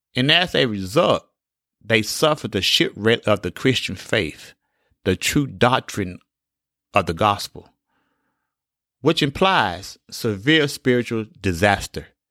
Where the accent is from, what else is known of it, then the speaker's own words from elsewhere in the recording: Alabama, United States; When I was a young boy growing up in Alabama